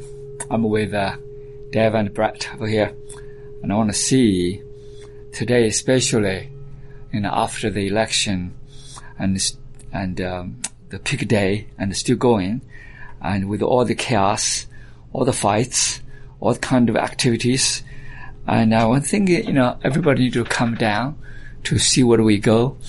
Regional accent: China; also born or lived in Alabama / Georgia / Texas / California; now in United States; And yes, I came from China, but I live most of my life in the United States, and I consider myself as Alabamian, and of course partially Georgia, and I stayed in Houston, and from Texas a while, and California for a while.

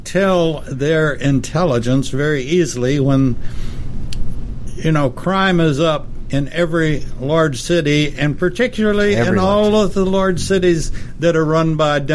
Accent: Texas, United States; I'm from the South. I'm very proud of it. I'm from Texas, very proud of it.

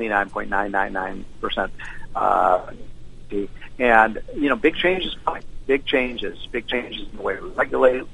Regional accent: Chicago, Illinois, United States; I'm from Chicago.

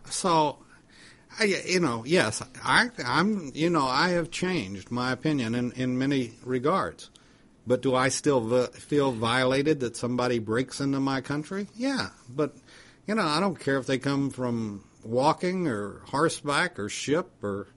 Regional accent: United States; as an American citizen

